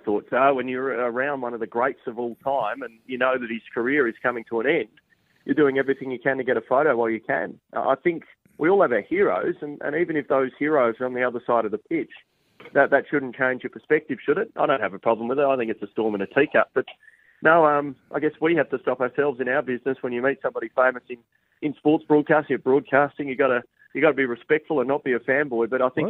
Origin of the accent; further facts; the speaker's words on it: Australia; it was enough to keep me satisfied as an Australian cricket fan